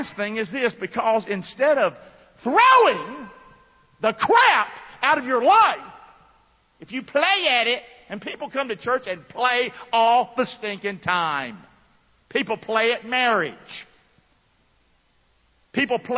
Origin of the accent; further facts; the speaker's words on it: Rockingham, North Carolina, United States; I grew up in Rockingham, North Carolina